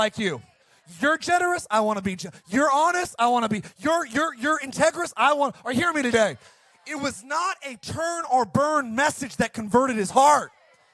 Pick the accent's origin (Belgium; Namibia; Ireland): Ireland; I'm Irish